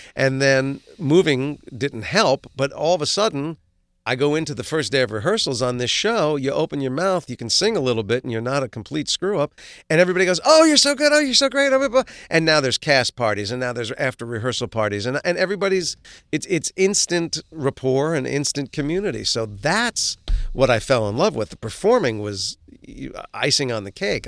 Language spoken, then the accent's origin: English; Livingston, New Jersey, United States; also born or lived in Maplewood, New Jersey; we moved from Maplewood, New Jersey to Livingston, New Jersey